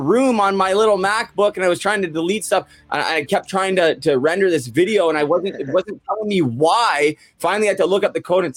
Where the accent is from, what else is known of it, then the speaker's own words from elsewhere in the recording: Vancouver, British Columbia, Canada; moved away; I grew up in Vancouver